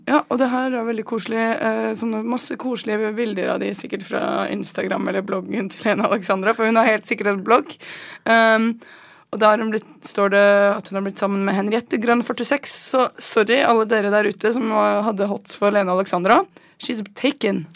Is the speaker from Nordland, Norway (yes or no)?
no; Asker, Akershus, Norway; jeg er fra Dikemark i Asker